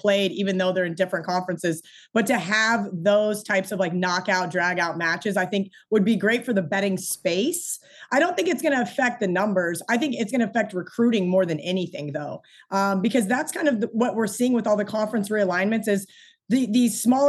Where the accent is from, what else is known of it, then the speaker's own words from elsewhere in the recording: Kansas, United States; I didn't grow up in the south. I grew up in Kansas